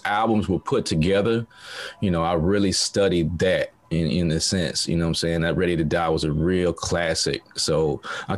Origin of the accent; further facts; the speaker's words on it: Montgomery, Alabama, United States; moved away as an adult; now in Shanghai, China; I was born and raised in Montgomery, Alabama